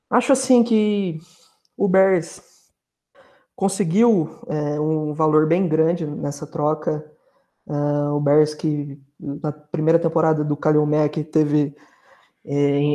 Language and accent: Portuguese; Poços de Caldas, Minas Gerais, Brazil; sou de Poços de Caldas, torço pelo Green Bay Packers